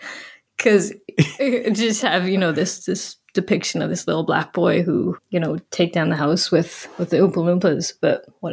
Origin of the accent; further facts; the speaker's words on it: Western Canada, Canada; no, I grew up in Western Canada, actually.